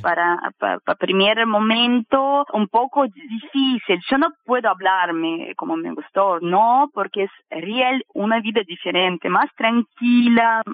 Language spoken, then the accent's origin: Spanish; Kaliningrad, Kaliningrad Oblast, Russia; Spanish is a second language; moved away as an adult; now in Uruguay; soy rusa